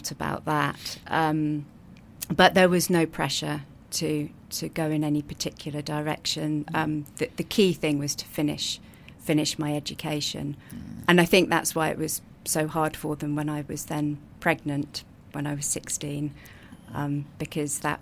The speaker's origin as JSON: {"language": "English", "town": "Brighton", "region": "South East England", "country": "United Kingdom", "tie": "born or raised there", "said": "I grew up in Brighton, which I understand is quite unusual."}